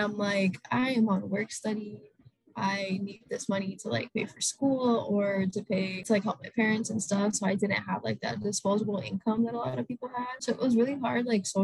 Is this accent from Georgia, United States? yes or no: yes; Atlanta, Georgia, United States; moved away as an adult; now in Boston, United States; I'm from Atlanta, Georgia